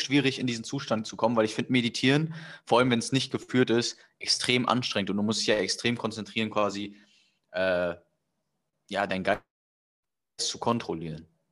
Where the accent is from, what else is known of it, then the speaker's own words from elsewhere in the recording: Germany; moved away as an adult; now in Singapore; ich komme aus Deutschland